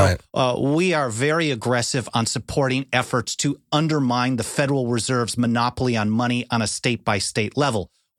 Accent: Wisconsin, United States; moved away as an adult; now in California, United States; even though I grew up in Wisconsin, which is basically the same area

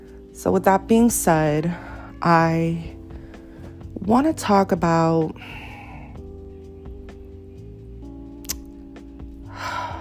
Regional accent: Miami, Florida, United States; I was born and raised in Miami, but I am a first-generation American

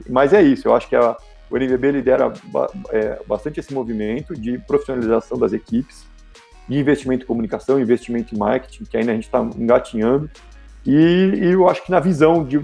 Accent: Rio Claro, São Paulo, Brazil; Eu sou de Rio Claro, né? Estou em Rio Claro hoje.

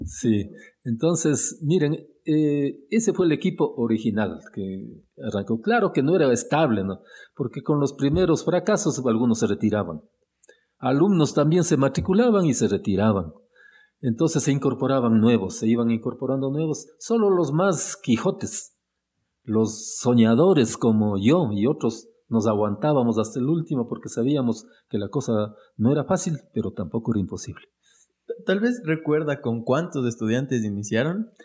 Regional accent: Imbabura, Ecuador; also born or lived in Quito, Ecuador / Ambato, Ecuador; yo no dudé un solo instante en regresar a mi tierra

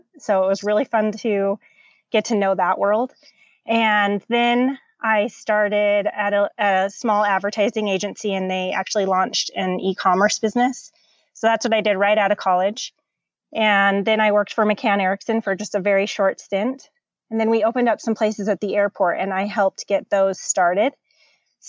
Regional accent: Park City, Utah, United States; I am from Utah. I grew up in Park City. So I moved there when I was 5, and I left when I was 18

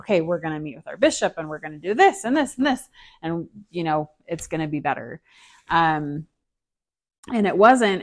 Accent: Salt Lake City, Utah, United States; From Salt Lake City, Utah

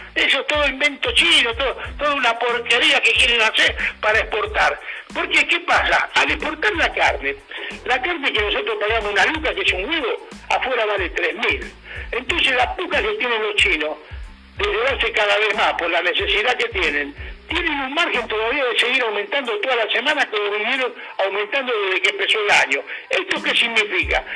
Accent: Argentina; Ya te estoy hablando como argentino

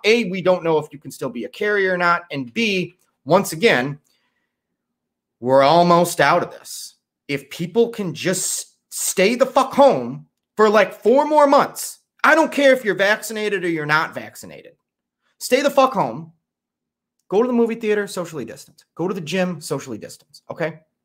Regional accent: Chicago, Illinois, United States; I'm from Chicago

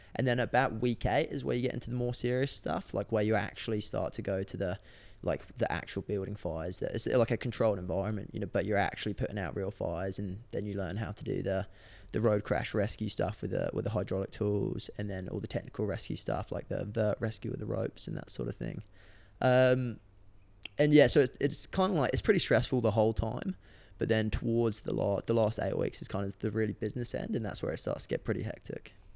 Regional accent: England, United Kingdom; moved away as an adult; now in Australia; I moved out from England in, I think it was twenty sixteen.

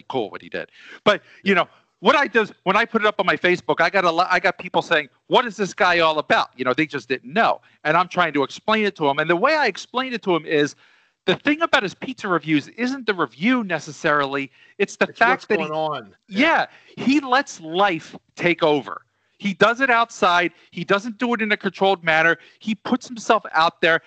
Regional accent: Springfield, Pennsylvania, United States; I'm from Springfield

